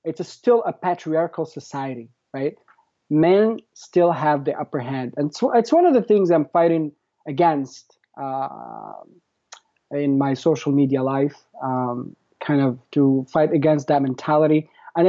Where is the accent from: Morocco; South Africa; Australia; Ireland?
Morocco; moved away as an adult; now in United States; So I grew up in Morocco, and I traveled back and forth, but I moved to the United States at the age of 27, and I've been here for 10 years straight, like without moving back and forth.